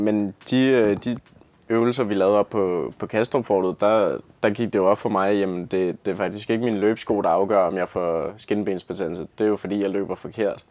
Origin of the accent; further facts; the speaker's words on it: Lyngby, Capital Region of Denmark, Denmark; Jeg kommer fra Lyngby